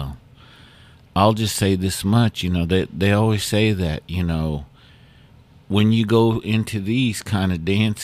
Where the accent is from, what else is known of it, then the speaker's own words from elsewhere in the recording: Muscogee Nation, United States; us Muskogees